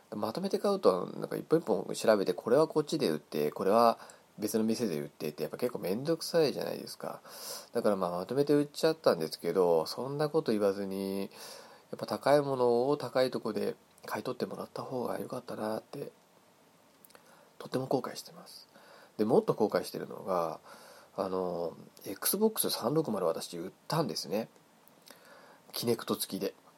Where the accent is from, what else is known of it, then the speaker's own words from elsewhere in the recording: Hokkaido, Japan; moved away as an adult; now in Tokyo, Japan; 私もあのー、もともと北海道、出身の北海道生まれなんですけど、あのー、二十歳の時にですね、東京に出てきて、もう二十年、二十数年ぐらい住んでるんですけど